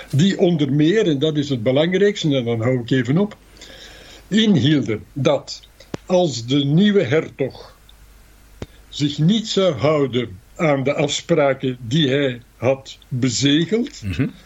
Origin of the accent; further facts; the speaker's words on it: Antwerp, Flanders, Belgium; moved away as an adult; also born or lived in Ghent / Netherlands; Ik ben een geboren Antwerpenaar